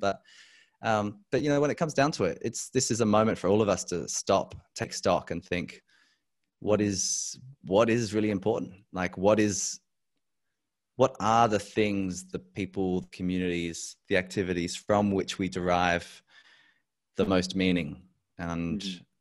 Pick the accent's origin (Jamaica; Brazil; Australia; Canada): Australia; Adelaide, South Australia; also born or lived in Europe; I am back in my home state of South Australia. I grew up here.